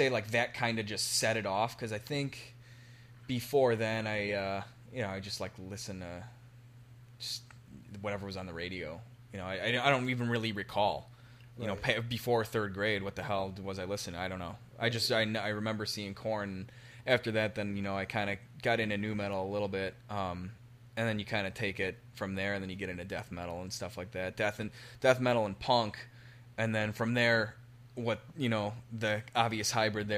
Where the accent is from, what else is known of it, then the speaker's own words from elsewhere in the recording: Marengo, Illinois, United States; I grew up in Marengo